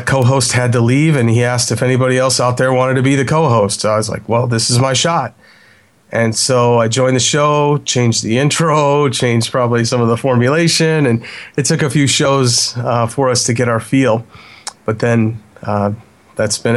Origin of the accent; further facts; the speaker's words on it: Chicago, Illinois, United States; I am from Chicago.